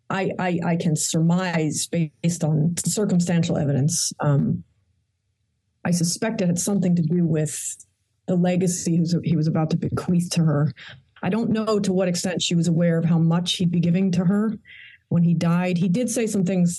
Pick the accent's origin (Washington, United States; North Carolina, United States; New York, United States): New York, United States; New York City; I was born in actually Queens, New York. My parents are rather ordinary